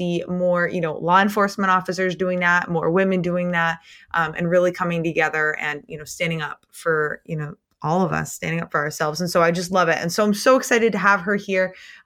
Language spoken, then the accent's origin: English; Maine, United States; I'm from Maine, so I'm really north.